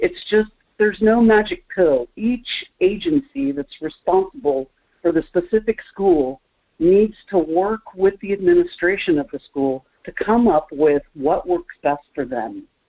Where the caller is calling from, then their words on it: Kenai, Alaska, United States; Good morning, Michael. … from Kenai.